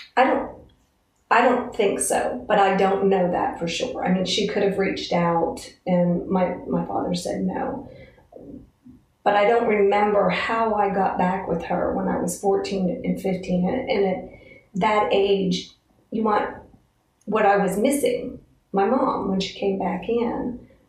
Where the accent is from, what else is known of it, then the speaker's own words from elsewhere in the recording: Altoona, United States; From Altoona